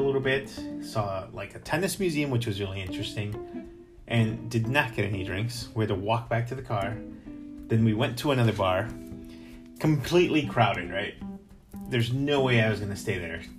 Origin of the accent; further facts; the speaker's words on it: Chicago, Illinois, United States; now in Boston, United States; Grew up in Chicago